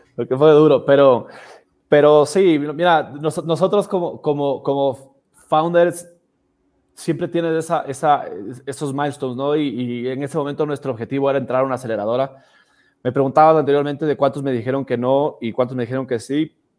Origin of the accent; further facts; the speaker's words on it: Ecuador; nosotros venimos de Ecuador